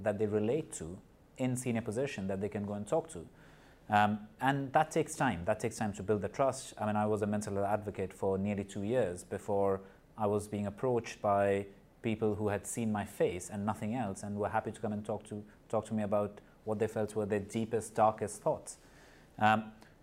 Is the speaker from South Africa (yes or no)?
no; Nepal; moved away; also born or lived in India; I was born in Nepal. I grew up in Nepal and in India.